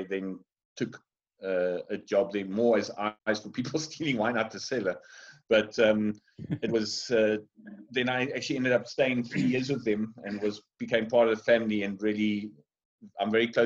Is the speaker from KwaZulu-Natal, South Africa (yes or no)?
no; Roodepoort, Gauteng, South Africa; moved away; I was born up in Joburg, in Roodepoort